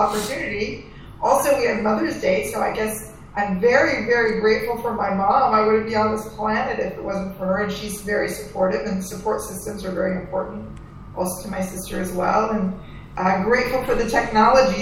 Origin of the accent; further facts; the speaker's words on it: East Coast, United States; I was born and raised here on the East Coast, so I'm not like a West Coast Iranian person